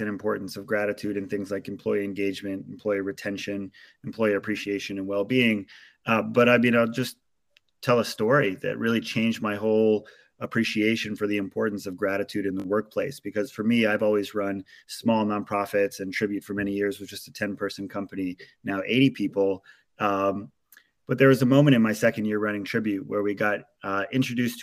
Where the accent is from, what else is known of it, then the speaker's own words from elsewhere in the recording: Maui, Hawaii, United States; I come from in Maui, Hawaii, which is where I was born and raised